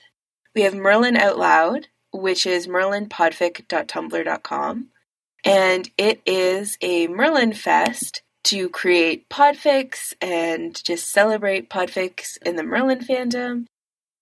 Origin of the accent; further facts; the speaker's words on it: Canada; as a Canadian